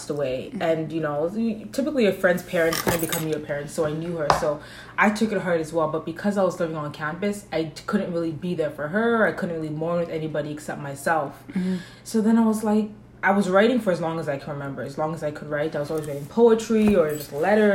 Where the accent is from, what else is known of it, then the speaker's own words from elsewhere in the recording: Canada; also born or lived in Toronto; I'm 24 years old. I'm Canadian